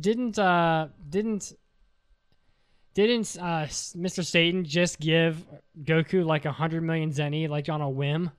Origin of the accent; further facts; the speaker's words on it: West Virginia, United States; I'm from West Virginia